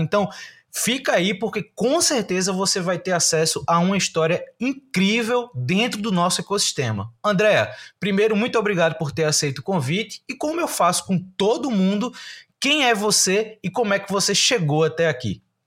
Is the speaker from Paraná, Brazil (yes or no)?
no; Recife, Pernambuco, Brazil; eu sou de Recife, estou em Recife